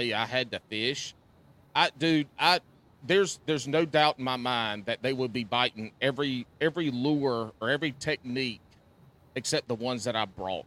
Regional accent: the South, United States; I grew up in the South and have always been in the water

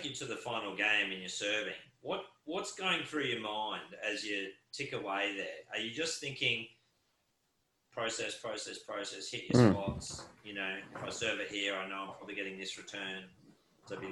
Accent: Queensland, Australia

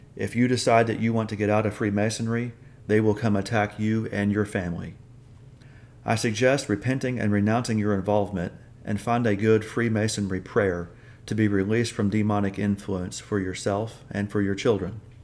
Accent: Oklahoma, United States; moved away as an adult; also born or lived in Alabama; moved away from my home state of Oklahoma to Alabama

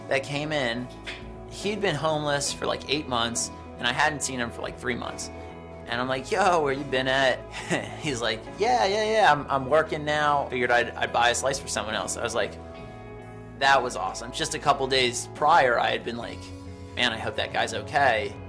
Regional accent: New York, United States; I'm from New York, so you know I know what pizza is. Before I opened up Rosa's, I just worked at a, a desk job in New York.

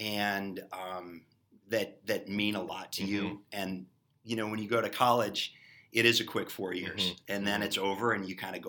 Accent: Elmhurst, Illinois, United States; So born and raised in Elmhurst

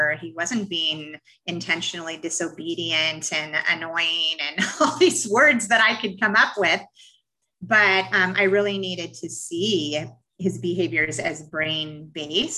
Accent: Portland, United States; moved away; I'm from Portland originally

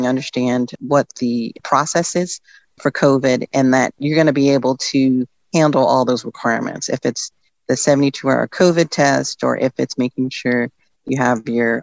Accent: Northern Virginia, United States; I'm from Northern Virginia.

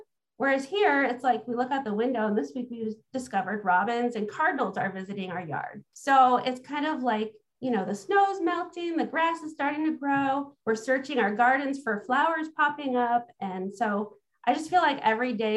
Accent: Illinois, United States; I actually grew up in Illinois

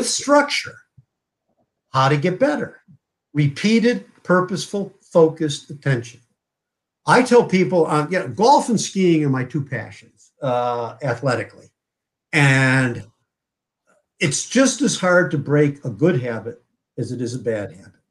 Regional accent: Connecticut, United States; my hometown in Connecticut

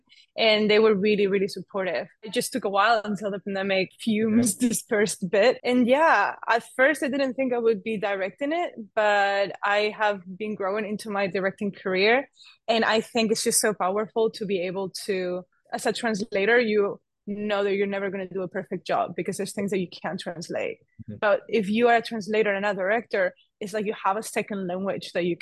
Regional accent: Spain; moved away; I'm originally from Spain, but I'm half Italian

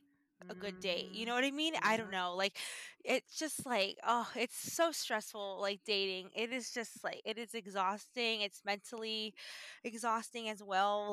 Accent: the Bay Area, California, United States; I'm from the Bay Area

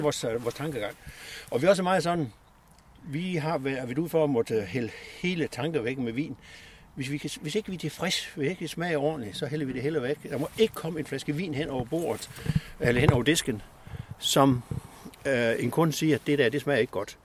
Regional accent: West Jutland, Central Denmark Region, Denmark; moved away as an adult; vi er oprindeligt vestjyder

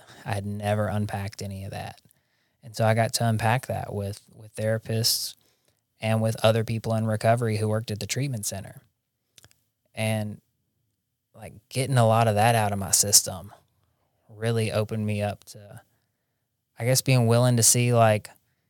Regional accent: Jackson, Tennessee, United States; But I think it's good that I wasn't in my hometown. Like, there's good treatment centers in Jackson, Tennessee, and I have several friends who have gotten sober there.

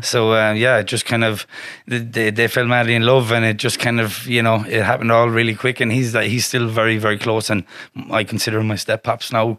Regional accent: Galway, Connacht, Ireland; also born or lived in Westport, County Mayo; I'm from Ballinfoyle in in um Galway City, which is kind of a council estate. That's where I grew up, and I lived there for the first couple of years of my life till I was about um, seven, um, and then I was I actually moved down to the West uh, Westport in County Mayo

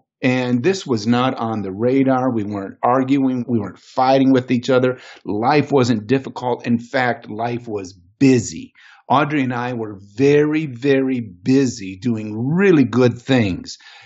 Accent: Michigan, United States; moved away; also born or lived in Canada; I went home to my home state, Michigan.

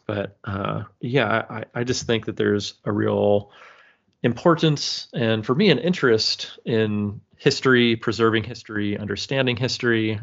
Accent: California, United States; moved away as an adult; now in Michigan, United States; I'm born and raised and lived in California until about, I don't know, maybe twelve, thirteen, fourteen years ago now, when my wife and I moved to Michigan

